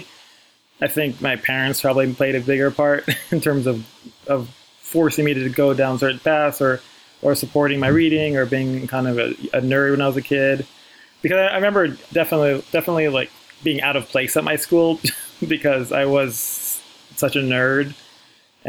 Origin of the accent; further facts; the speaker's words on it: New York City, New York, United States; I grew up in the Bronx